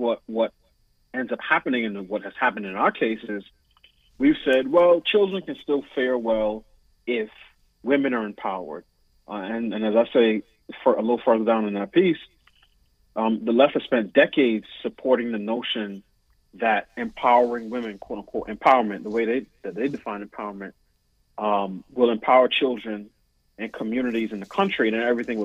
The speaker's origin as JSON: {"language": "English", "town": "New York City", "region": "New York", "country": "United States", "tie": "born or raised there", "moved": "as an adult", "lives_now": "Washington, D.C., United States", "said": "I was raised in New York City"}